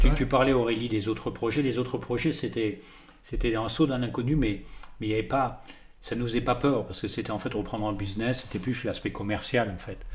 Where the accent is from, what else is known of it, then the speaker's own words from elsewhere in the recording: the North, Belgian border, Hauts-de-France, France; also born or lived in Paris / Drôme; now in Vinsobres, France; je suis, euh, je suis du Nord, pas du tout euh, frontière belge